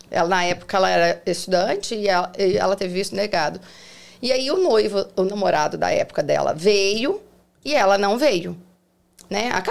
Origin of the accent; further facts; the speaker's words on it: Passos, Minas Gerais, Brazil; moved away as an adult; also born or lived in São Paulo; now in Orlando, United States; sou mineira, sou mineira. de uma cidade pequenininha chamada Passos, é interior de Minas